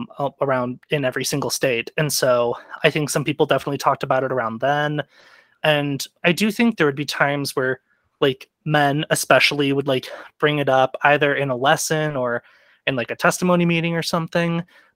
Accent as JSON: {"language": "English", "town": "Dallas", "region": "Texas", "country": "United States", "tie": "born or raised there", "said": "I'm from around the Dallas area."}